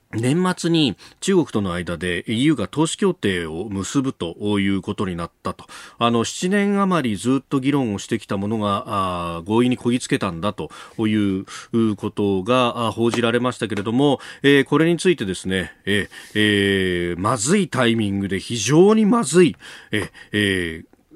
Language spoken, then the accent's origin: Japanese; Yokosuka, Kanagawa, Japan; 岡山さんも私も横須賀の出身